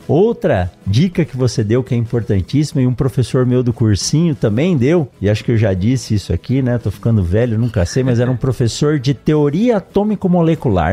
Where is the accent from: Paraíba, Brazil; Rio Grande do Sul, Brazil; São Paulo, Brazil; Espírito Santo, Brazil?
São Paulo, Brazil; eu nasci em São Paulo